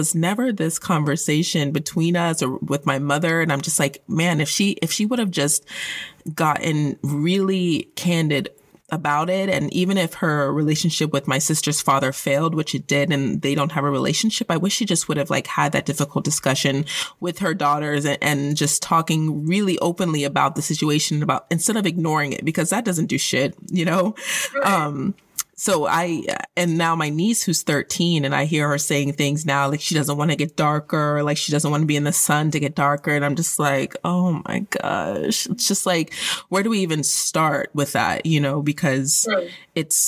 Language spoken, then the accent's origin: English; Colorado, United States; I grew up in Colorado, which is an extremely white place